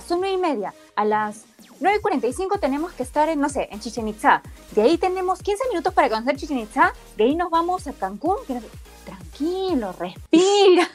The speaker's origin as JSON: {"language": "Spanish", "country": "Peru", "said": "De Perú"}